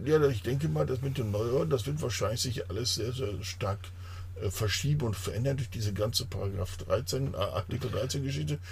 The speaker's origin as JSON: {"language": "German", "country": "Germany", "said": "ich als Deutscher"}